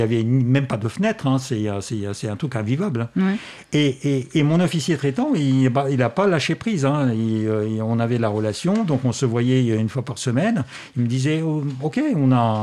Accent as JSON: {"language": "French", "region": "Moscow", "country": "Russia", "second_language": "French", "moved": "yes"}